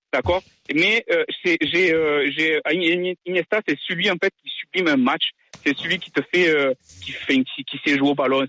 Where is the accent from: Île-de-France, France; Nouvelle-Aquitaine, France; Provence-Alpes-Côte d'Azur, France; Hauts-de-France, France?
Provence-Alpes-Côte d'Azur, France; moved away; also born or lived in L'Isle-sur-Tarn; je suis né dans la Côte d'Azur, sur la Côte d'Azur.